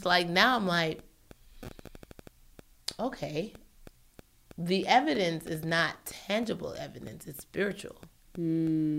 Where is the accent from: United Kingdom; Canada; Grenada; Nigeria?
Nigeria; I'm Nigerian